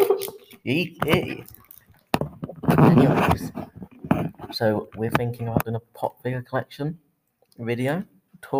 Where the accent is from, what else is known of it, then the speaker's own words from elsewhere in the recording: Swindon, South West England, United Kingdom; now in Waterlooville, United Kingdom; I was born in Swindon, but I live in Portsmouth, Waterlooville.